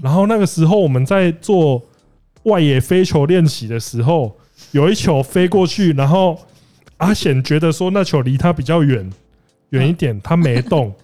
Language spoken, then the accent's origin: Chinese; Kaohsiung, Taiwan; also born or lived in Penghu; 我算是高雄人加澎湖人嘛，然后我， 我在大学的时候我没有， 我只有一年级的时候住过宿舍